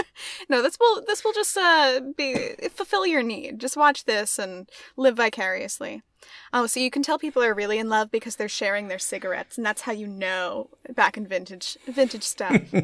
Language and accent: English; Maine, United States; I was born here, born and raised in Maine